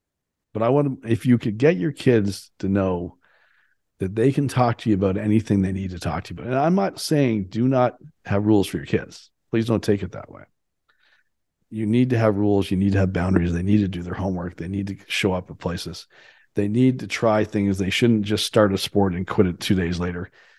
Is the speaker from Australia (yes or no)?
no; Canada; for me, it was 18 because I grew up in Canada